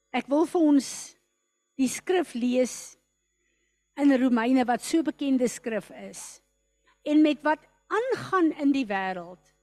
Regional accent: South Africa

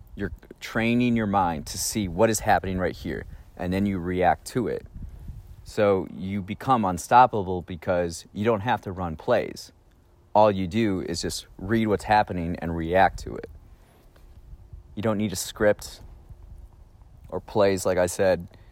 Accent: Raymond, Wisconsin, United States; We're in Raymond, Wisconsin, my hometown

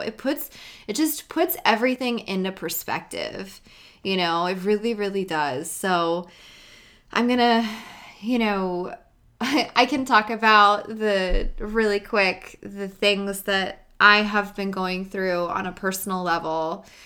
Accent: United States; being an American

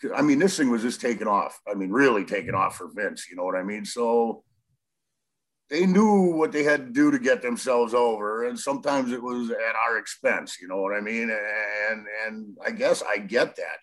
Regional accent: 60 miles north of Milwaukee, Wisconsin, United States; I'm from the Midwest. Uh, about 60 miles north of Milwaukee

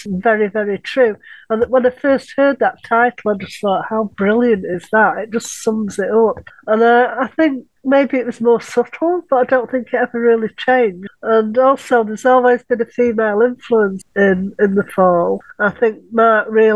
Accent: Manchester, North West England, United Kingdom; that was where I grew up in Collier

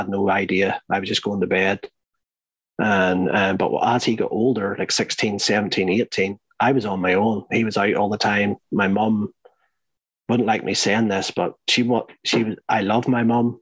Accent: Northern Ireland, United Kingdom; growing up in Northern Ireland, like, they were all Catholic, but my father was Protestant

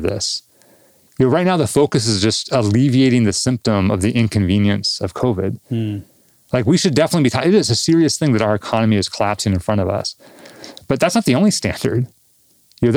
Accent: Southern California, United States; I grew up in Southern California, living in the Southwest

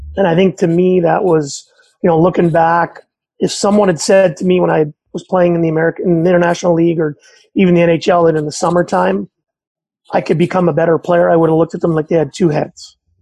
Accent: Montreal, Quebec, Canada; I grew up in Montreal

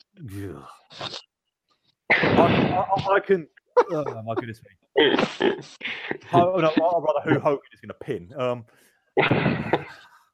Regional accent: United Kingdom; We're all British

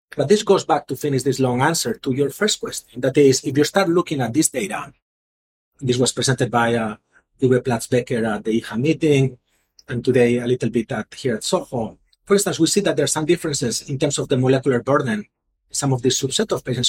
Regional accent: Mallorca, Balearic Islands, Spain; moved away as an adult; also born or lived in Philadelphia; now in Houston, United States; I'm originally from Spain, so I was thinking I go back to to Spain, where I from a nice place called Mallorca

